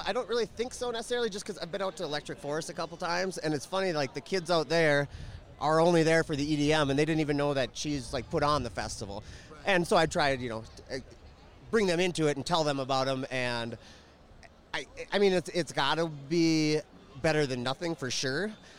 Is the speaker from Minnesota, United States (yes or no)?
yes; Minneapolis, Minnesota, United States